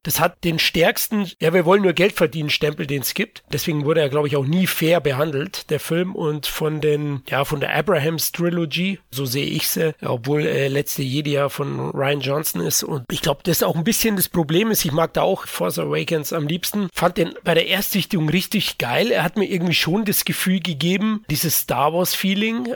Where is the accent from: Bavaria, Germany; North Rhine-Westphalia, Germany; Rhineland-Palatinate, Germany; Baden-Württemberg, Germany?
Bavaria, Germany; Ich bin Bayer